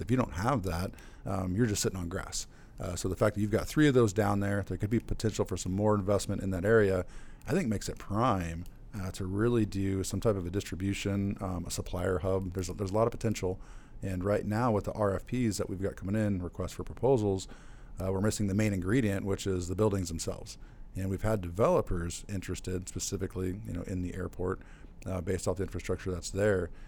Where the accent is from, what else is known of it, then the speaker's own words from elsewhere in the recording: Central Illinois, United States; also born or lived in Chicagoland; growing up in Central Illinois